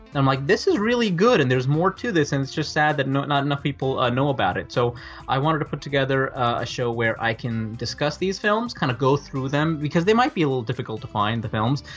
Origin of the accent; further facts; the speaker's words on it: Northern Virginia, United States; also born or lived in New Delhi, India; I grew up in Northern Virginia